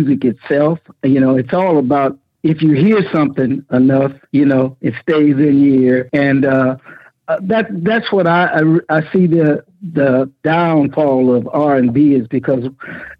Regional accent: Junction City, Louisiana, United States; also born or lived in Vallejo, California / Richmond, California; now in Atlanta, United States; I was born in Louisiana. For a long time, I thought it was Arkansas, but it was on the line of Louisiana and Arkansas, in a little town called Junction City

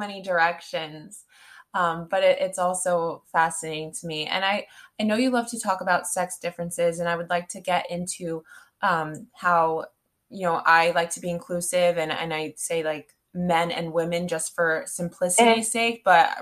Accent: United States; I am from the States

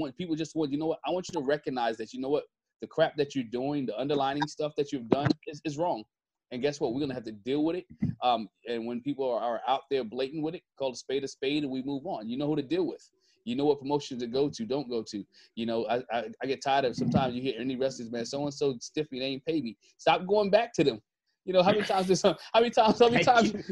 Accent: Maryland, United States; I'm from Maryland

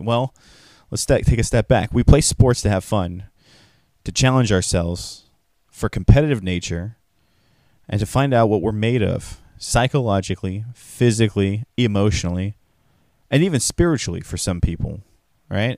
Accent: California, United States; as a Californian

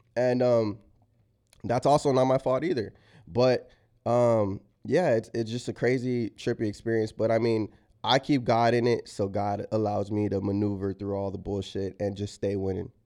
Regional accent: San Antonio, Texas, United States; moved away as an adult; also born or lived in Los Angeles; I am from San Antonio where it's like a super conservative town

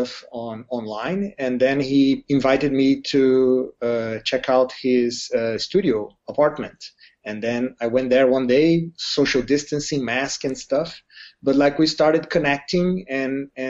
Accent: Brazil; moved away; I'm from Brazil

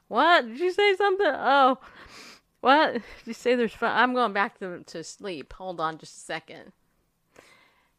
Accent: the South, United States; also born or lived in the North; Just a fluffy-haired woman in the South. I've always been in the South, even though I was born in the North.

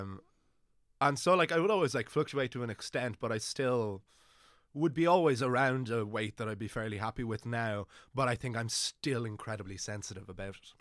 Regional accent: Wicklow, Leinster, Ireland; moved away as an adult; now in Dublin, Ireland; I'm from Wicklow originally, but I didn't have a, an amazing time growing up there

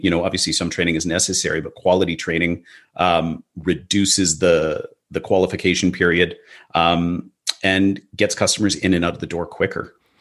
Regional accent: Vancouver, British Columbia, Canada; In Vancouver, uh, you know, my hometown

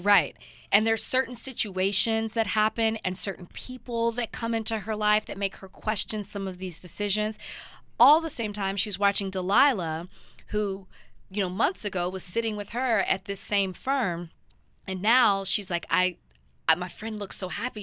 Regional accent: the South, United States; I grew up in the South

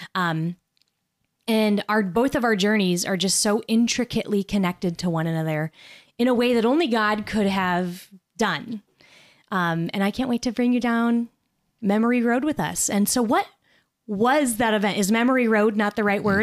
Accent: Nebraska, United States; I was from Nebraska

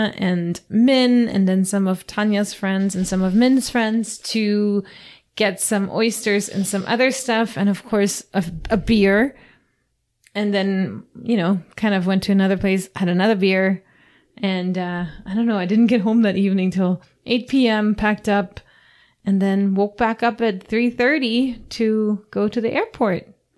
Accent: Florida, United States; we come from Florida and it's flat here.

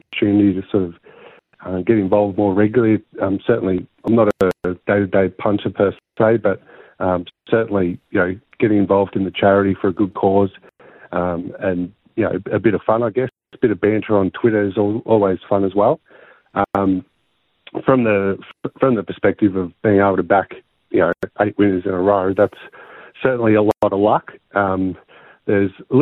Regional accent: Nagambie, Victoria, Australia; Growing up in Nagambi

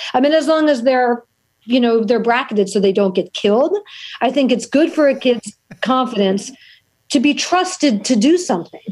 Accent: New York City, New York, United States; growing up in New York City, it was so dangerous

